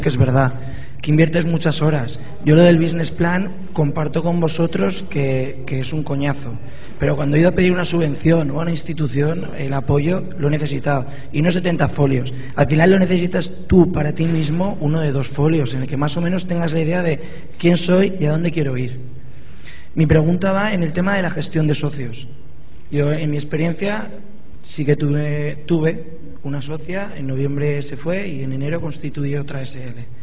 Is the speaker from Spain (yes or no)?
yes; Zaragoza, Aragon, Spain; soy de Zaragoza